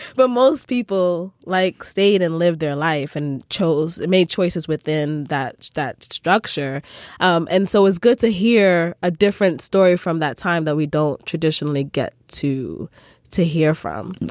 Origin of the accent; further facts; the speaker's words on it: Sierra Leone; I'm from Sierra Leone